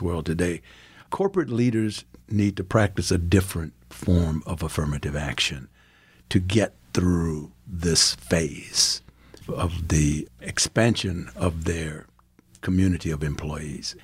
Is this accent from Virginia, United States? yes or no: yes; Farmville, Virginia, United States; moved away as an adult; also born or lived in South Africa; now in Gahanna, Ohio, United States; growing up in Farmville, my mother was a teacher